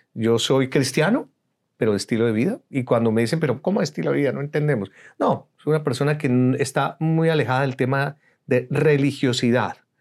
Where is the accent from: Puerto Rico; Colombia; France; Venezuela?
Colombia; moved away as an adult; now in United States; Soy colombiano, soy egresado de la Universidad Javeriana, soy comunicador social